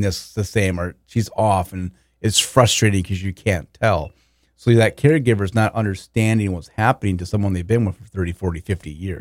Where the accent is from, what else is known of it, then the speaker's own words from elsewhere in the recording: Walnut Grove, Minnesota, United States; growing up in Walnut Grove, home of Laura Ingalls Wilder